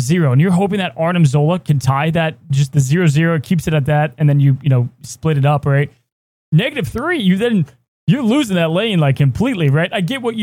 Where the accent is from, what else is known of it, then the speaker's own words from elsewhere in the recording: Texas, United States; I grew up in Texas